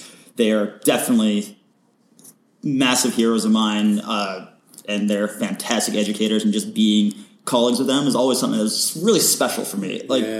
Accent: Malaysia; now in Vancouver, Canada; And growing up in Malaysia, I have no connections in Vancouver or in Hollywood for the film industry.

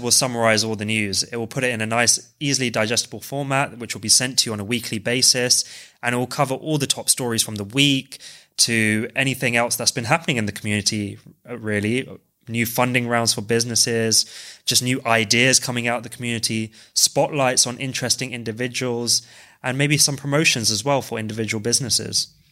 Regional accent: London, United Kingdom; I'm originally from West London

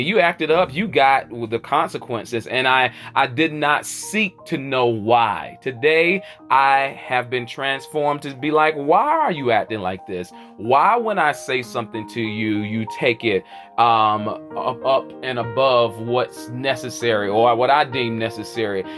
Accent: Charlotte, North Carolina, United States; where I'm hailing from the South, by way of the QC, the Queen City, Charlotte, North Carolina

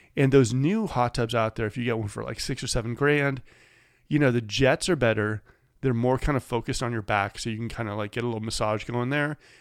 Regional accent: Bay Area, California, United States; now in Sacramento, United States; I grew up in the Bay Area.

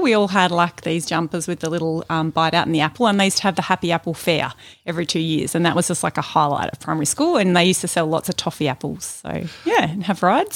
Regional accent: Melbourne, Victoria, Australia; I was born here in Melbourne

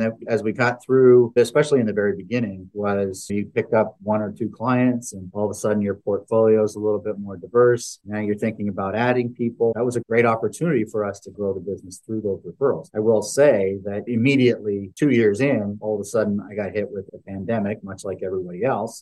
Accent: Canada; moved away as an adult; now in Dallas, United States; I'm a guy from Canada that came into the U.S. and started my career in Canada

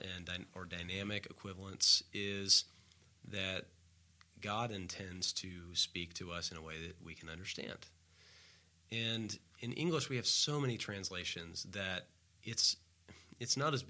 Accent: the Bible Belt, United States; growing up in the Bible Belt

